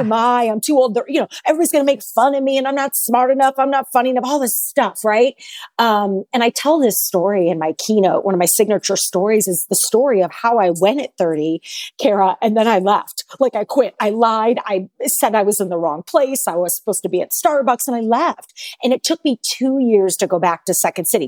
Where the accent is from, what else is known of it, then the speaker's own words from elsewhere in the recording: St. Louis, Missouri, United States; moved away as an adult; also born or lived in Chicago, Illinois; I am a Saint Louis girl, born and raised in the Midwest.